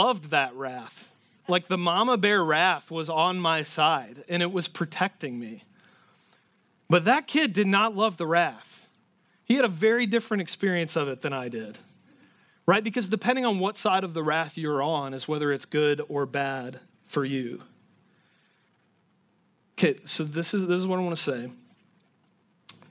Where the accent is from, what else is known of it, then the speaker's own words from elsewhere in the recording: Garner, Iowa, United States; moved away; There's a lot of people here from my hometown. There's like a Garner, Iowa pipeline in this church